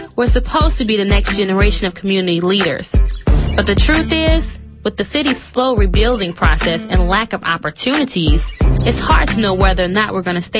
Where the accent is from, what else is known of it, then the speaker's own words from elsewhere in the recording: New Orleans, Louisiana, United States; I'll take you to my hometown, and you'll hear what it's really like to live in New Orleans.